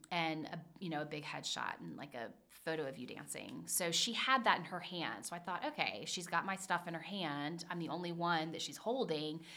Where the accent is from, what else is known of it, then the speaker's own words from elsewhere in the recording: Charleston, South Carolina, United States; now in Cincinnati, United States; I grew up in Charleston, South Carolina